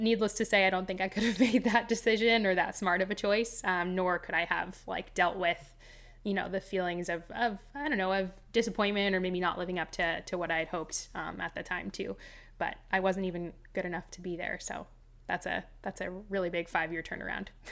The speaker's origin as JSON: {"language": "English", "town": "Los Angeles", "region": "California", "country": "United States", "tie": "born or raised there", "said": "I grew up in Los Angeles"}